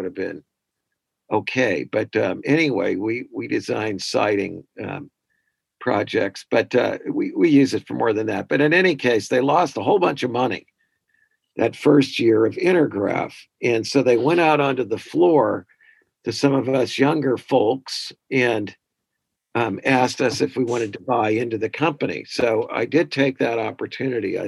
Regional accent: Kirkwood, Missouri, United States; moved away as an adult; also born or lived in Boston area; now in Fayetteville, United States; I am from Kirkwood, Missouri, St. Louis suburb

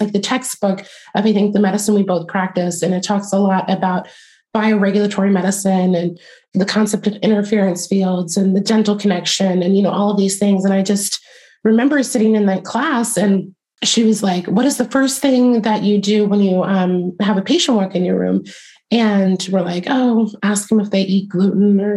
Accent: East Coast outside of DC, United States; moved away; also born or lived in Virginia; I grew up on the East Coast outside of DC

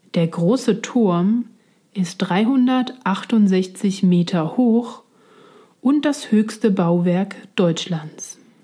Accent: Switzerland; now in Berlin, Germany; ich komme ursprünglich aus der Schweiz

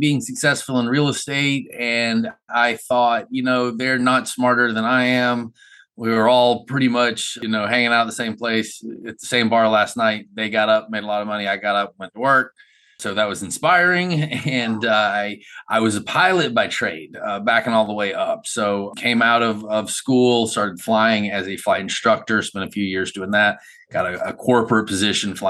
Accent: Macon, Georgia, United States; I'm from Macon, Georgia.

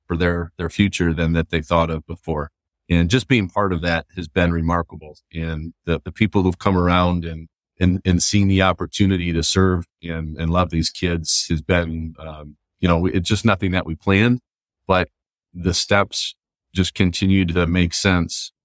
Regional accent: Grand Rapids, Michigan, United States; I grew up in Grand Rapids

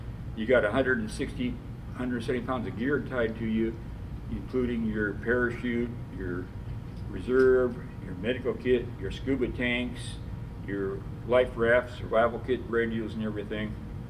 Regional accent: Philippines; I never had a uni suit on because I come from the Philippines

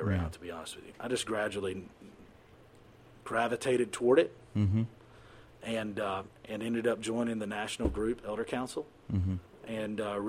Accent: United States; I grew up in the United States.

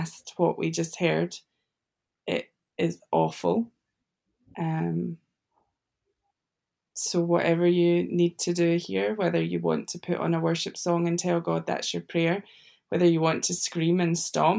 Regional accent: United Kingdom; As a Brit and working for the Freedom Challenge in the USA

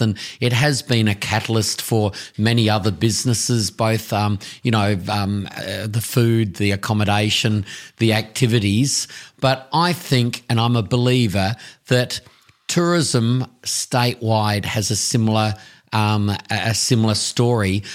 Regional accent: Tasmania, Australia; also born or lived in South Australia / Risdon Vale, Tasmania / Blackmans Bay, Tasmania; I was born in South Australia, but at the age of three, I came across to Tasmania

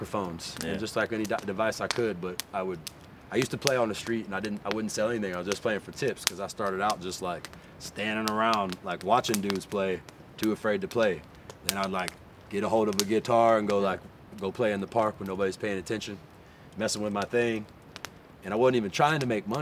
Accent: Texas, United States; moved away; also born or lived in Mendocino County, California; I was like running from Texas.

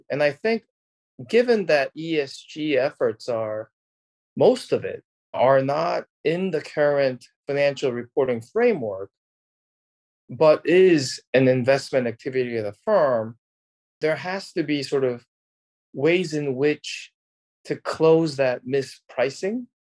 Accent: South Korea; moved away; I'm originally from Korea

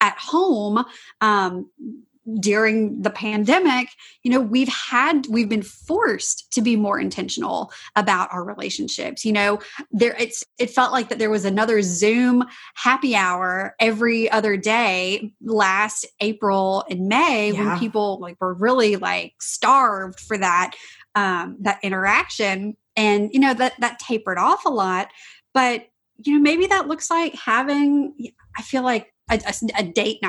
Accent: Louisiana, United States; I'm from Louisiana

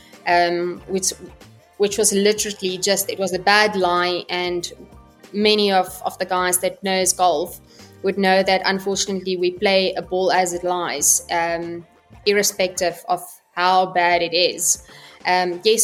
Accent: South Africa; moved away as an adult; also born or lived in Stellenbosch, South Africa / Dubai, United Arab Emirates; I am South African

